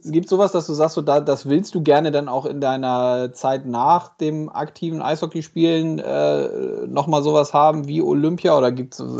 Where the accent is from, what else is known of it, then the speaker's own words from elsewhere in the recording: Hamburg, Germany; born there; Ich bin in Hamburg geboren und lebe mit der Familie in der schönen Hansestadt.